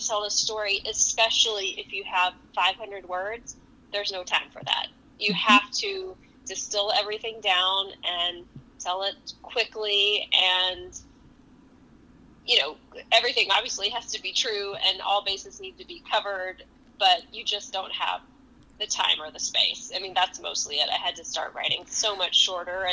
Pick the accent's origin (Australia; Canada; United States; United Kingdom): United States; Texas; now in New York, United States; as a Texan